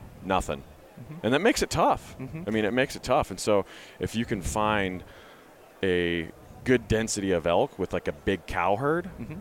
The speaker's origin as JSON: {"language": "English", "region": "Montana", "country": "United States", "tie": "born or raised there", "moved": "yes", "said": "I grew up in Montana. I spent 25 years there"}